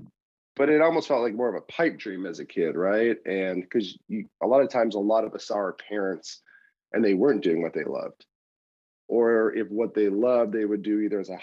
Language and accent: English; Wisconsin, United States; moved away as an adult; now in Ohio, United States; I grew up in Wisconsin. I moved to Ohio to change my life